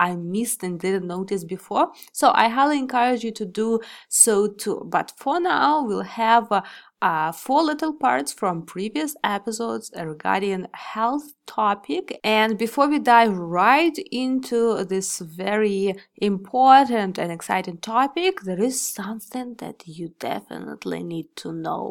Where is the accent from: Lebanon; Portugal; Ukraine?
Ukraine; I'm born and raised in Ukraine, in Soviet Union, yeah, post-Soviet Union country